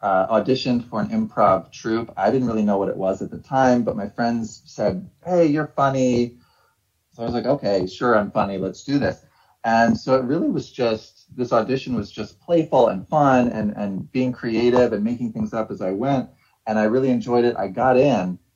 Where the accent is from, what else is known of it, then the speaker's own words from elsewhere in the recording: Ohio, United States; moved away as an adult; also born or lived in New York / Massachusetts; I'm from Ohio. I went to undergrad in Ohio.